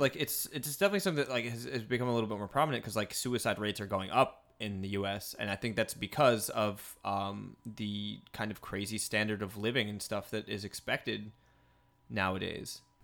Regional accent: Midwest, United States; moved away; I'm from the Midwest.

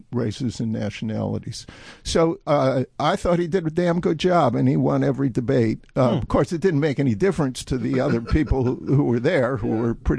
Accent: Milwaukee, Wisconsin, United States; also born or lived in Madison, Wisconsin; I'm originally from Milwaukee

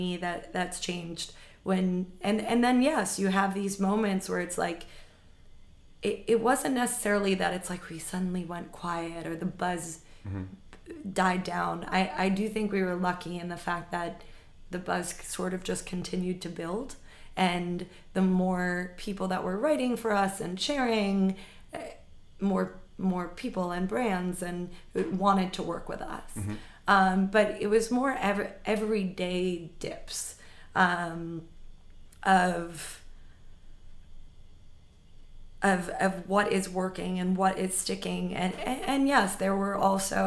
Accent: New York City, New York, United States; I grew up right here in New York City

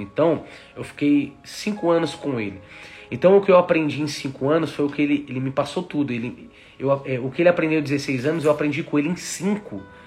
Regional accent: São Paulo, Brazil; moved away; eu volto lá em São Paulo, eu fui lá, poxa, revi os colegas que cresceram comigo jogando futebol

